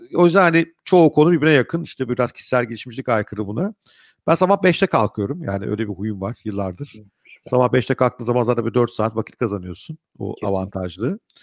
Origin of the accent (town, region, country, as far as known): Ankara, Turkey; now in Istanbul, Turkey